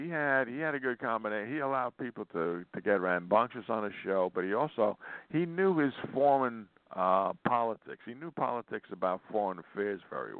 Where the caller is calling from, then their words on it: Montana, United States; Yeah, I'm … from Montana.